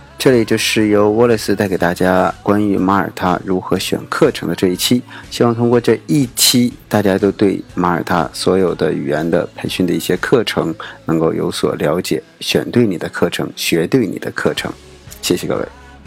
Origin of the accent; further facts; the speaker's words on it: China; 我们中国人